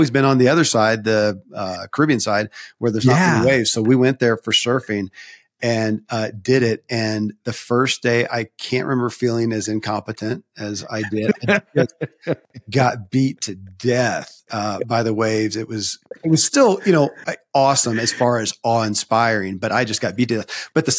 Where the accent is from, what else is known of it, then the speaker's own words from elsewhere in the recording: the South, United States; I grew up in the Bible Belt in the South, and you know, a very, I don't want to call it strict, but it was, you know, highly religious Christianity.